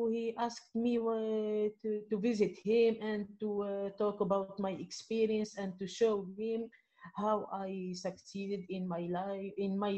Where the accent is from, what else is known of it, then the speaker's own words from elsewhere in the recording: Midoun, Medenine, Tunisia; English is a second language; here in my hometown in Midun, Jerba